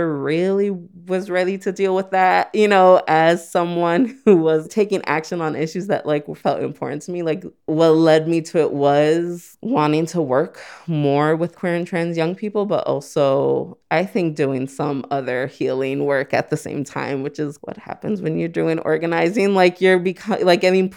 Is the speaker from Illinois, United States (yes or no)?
yes; Chicago, Illinois, United States; I'm from Gage Park. A lot of people don't know about it. I mean, it holds definitely a special place in my heart. I just never really left my neighborhood for a really long time until like high school